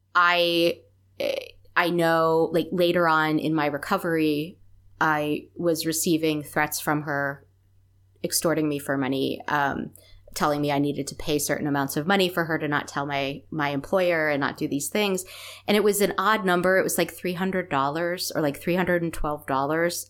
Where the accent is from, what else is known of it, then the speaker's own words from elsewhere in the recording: East Coast of the US, United States; we grew up on the East Coast of the U S.